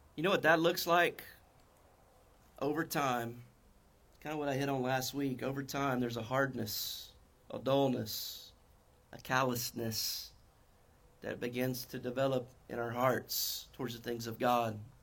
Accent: North Carolina, United States; accent: North Carolina; My North Carolina accent

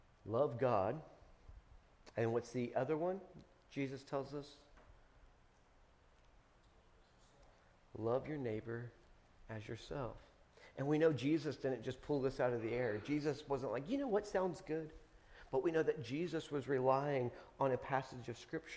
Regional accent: United States; I'm an American

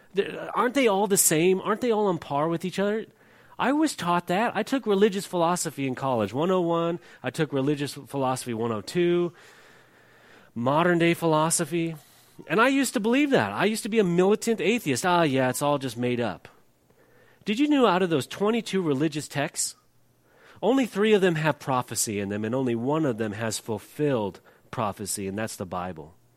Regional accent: California, United States; moved away as an adult; I'm from California

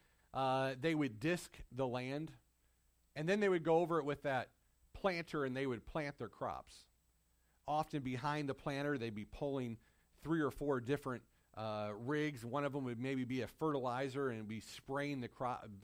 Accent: Michigan, United States; When I was growing up in Michigan, we lived out in the country

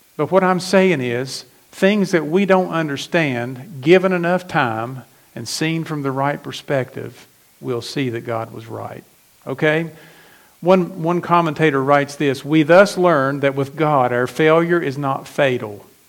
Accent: McDowell County, West Virginia, United States; I was, I was born in McDowell County, West Virginia

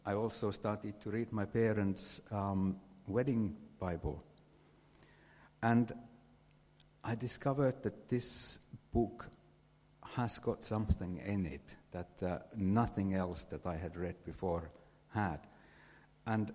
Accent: Finland; English is a second language; moved away as an adult; I grew up in Finland, had a normal childhood, normal teenage years

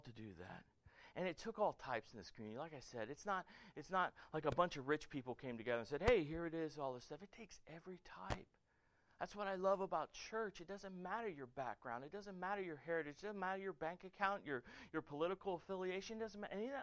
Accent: Florida, United States; moved away as an adult; also born or lived in Germany; I'm from Florida

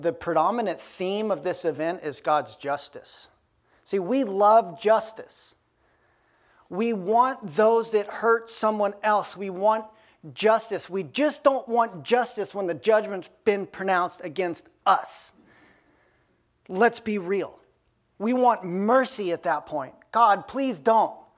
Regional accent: Aspen, Colorado, United States; now in Bellingham, United States; I grew up in Aspen, Colorado.

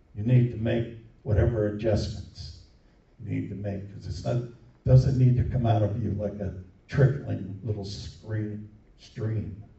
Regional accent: New Jersey, United States; moved away; also born or lived in upstate New York; the little town I grew up in in New Jersey

